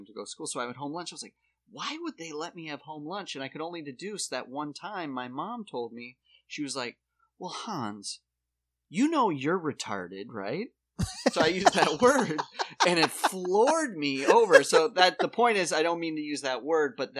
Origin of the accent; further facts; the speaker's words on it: Watertown, United States; growing up in Watertown